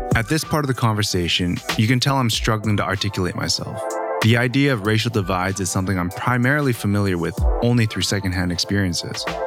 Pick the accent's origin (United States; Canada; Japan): Canada; growing up in Canada